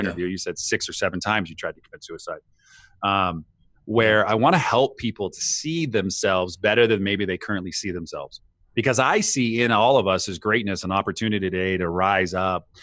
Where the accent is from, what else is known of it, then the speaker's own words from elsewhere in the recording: United States; for us in the States